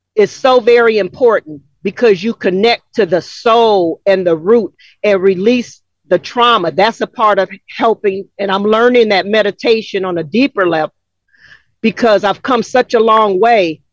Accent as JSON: {"language": "English", "town": "Los Angeles", "region": "California", "country": "United States", "tie": "born or raised there", "moved": "as an adult", "lives_now": "Atlanta, United States", "said": "Growing up in South Central LA, a mixed chick"}